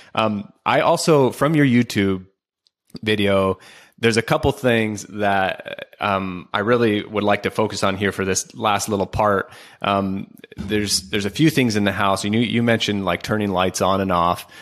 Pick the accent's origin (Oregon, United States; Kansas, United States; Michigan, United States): Oregon, United States; I'm from Oregon